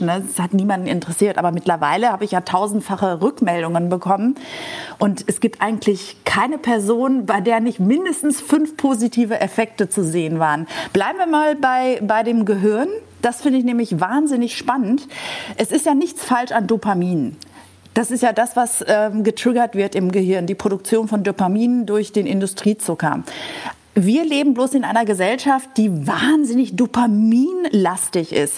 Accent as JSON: {"language": "German", "country": "Greece", "said": "als Griechin mit einem Holzlöffel im Mund von einem griechischen Olivenbaum. Also wir, wir Griechen kommen essend auf die Welt"}